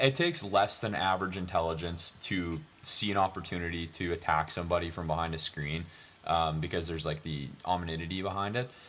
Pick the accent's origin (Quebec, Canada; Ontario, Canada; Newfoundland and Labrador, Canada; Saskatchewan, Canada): Newfoundland and Labrador, Canada; I'm from, I'm from Newfoundland.